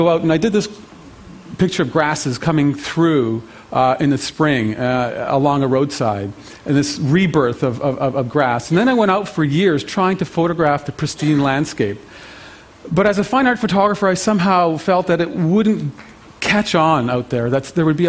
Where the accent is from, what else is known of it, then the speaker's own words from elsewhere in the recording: Canada; as a Canadian